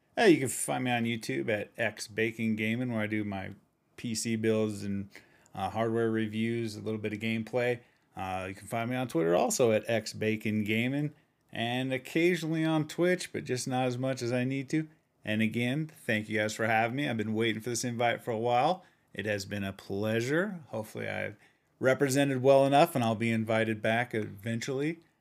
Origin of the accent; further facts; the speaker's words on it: Utah, United States; I'm from Utah, and they call it pop in Utah also